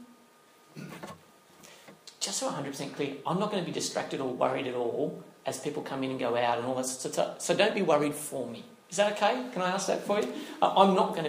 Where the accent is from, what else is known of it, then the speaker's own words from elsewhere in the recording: Northern Territory, Australia; moved away; I grew up in the Northern Territory, okay? So I have some background, a couple of years there